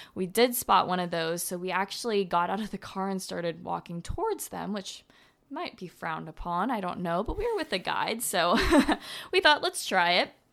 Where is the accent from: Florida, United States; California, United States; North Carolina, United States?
Florida, United States; I'm from Florida